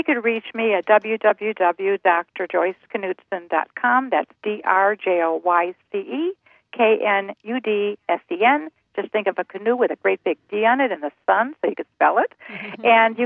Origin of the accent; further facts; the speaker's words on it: Cleveland, Ohio, United States; I was born in Cleveland, Ohio in 1944